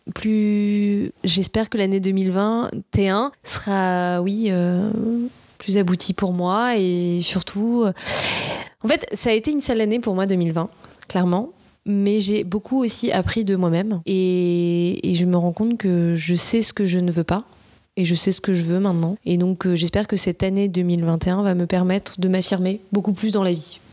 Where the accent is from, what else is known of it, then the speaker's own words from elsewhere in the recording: Nice, Provence-Alpes-Côte d'Azur, France; moved away as an adult; now in Paris, France; Je viens du sud de la France, je viens de la région PACA à Nice. J'ai vécu jusqu'à mes 20 ans